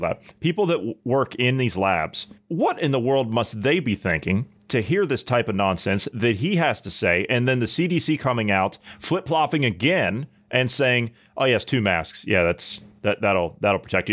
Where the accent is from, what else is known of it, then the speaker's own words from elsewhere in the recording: Ohio, United States; my home state of Ohio